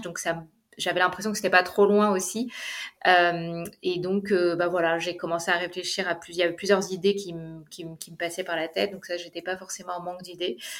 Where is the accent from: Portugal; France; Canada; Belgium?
France; Paris, Île-de-France; moved away as an adult; also born or lived in Dubai, United Arab Emirates; now in Zurich, Switzerland; je suis d'origine française puisque je suis née à Paris, j'ai habité à Paris